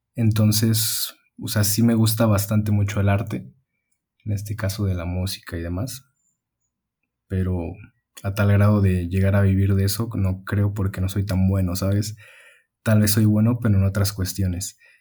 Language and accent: Spanish; Mexico; also born or lived in Mexico City; llegas aquí a, al lugar donde creciste y demás, con tu familia